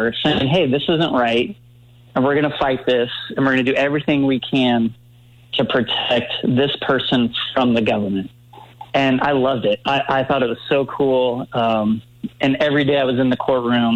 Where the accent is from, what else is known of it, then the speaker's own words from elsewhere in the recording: Leawood, Kansas, United States; I grew up in Leawood, Kansas, suburb of Kansas City